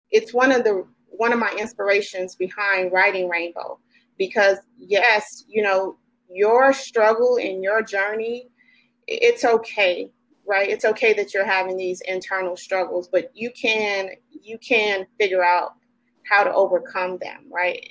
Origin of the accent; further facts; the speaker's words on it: Chicago, Illinois, United States; moved away as an adult; also born or lived in Nashville, Tennessee; now in Sacramento, United States; I am originally from Chicago, Chi Town